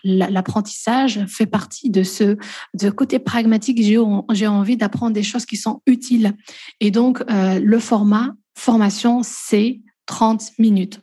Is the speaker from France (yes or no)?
no; Belgium; also born or lived in Namur, Belgium; moi je suis belge, j'habite en Belgique, à Namur précisément